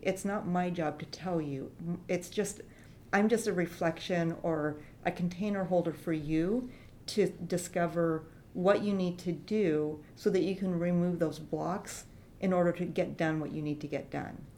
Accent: Longview, Washington, United States; I was born in Longview, Washington

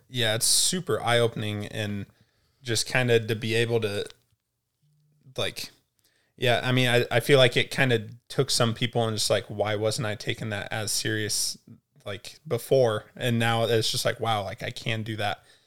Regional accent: Altoona, Iowa, United States; technically Altoona, Iowa, it's like a little suburb

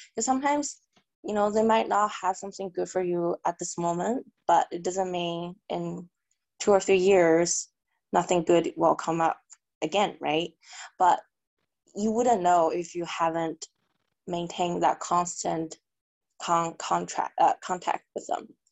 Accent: Canada; moved away as an adult; also born or lived in China / New York, United States; I was born in China, and my family immigrated to Canada when I was about 10. So basically, I grew up in Canada.

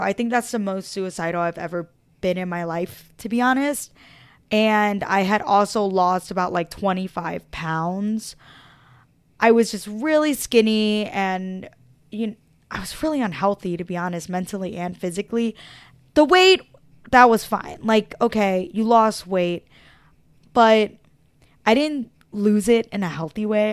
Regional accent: Philadelphia, Pennsylvania, United States; I was born in Philadelphia, Pennsylvania, South Philadelphia

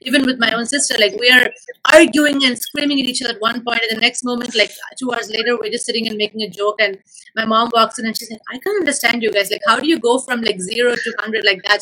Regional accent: India; moved away as an adult; now in Los Angeles, United States; growing up in India, being an uh, Indian uh, for like what, 21 years of my life

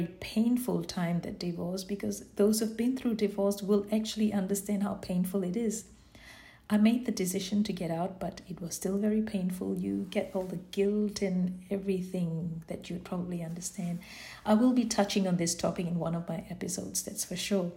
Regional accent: Singapore; I was born in Singapore, and I've got 5 siblings. My mum and dad migrated from Sri Lanka in the early 50s to come and live in this beautiful land of Singapore

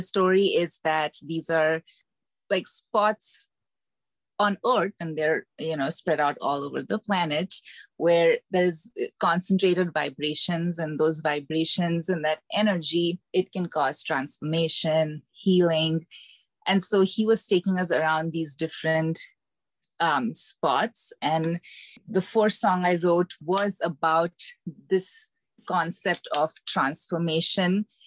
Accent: India; moved away as an adult; now in Decatur, United States; I am originally from India, and I moved to the US in 2011 for my MBA to Atlanta

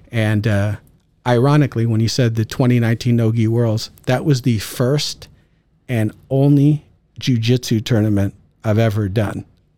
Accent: California, United States; So I grew up in the San Francisco Bay Area

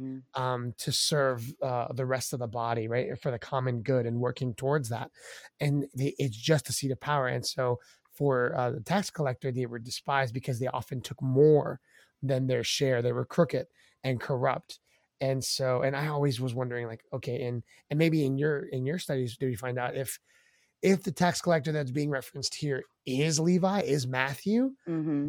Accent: Maryland, United States; We're from Maryland. Uh, I was born and raised in this area in the DMV, um, in the East Coast

